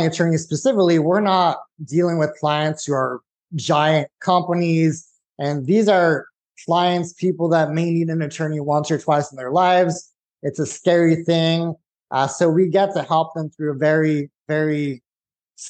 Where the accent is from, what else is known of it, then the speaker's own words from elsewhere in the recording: Santa Clarita, California, United States; moved away as an adult; now in Texas, United States; I grew up in California, lived there my whole life.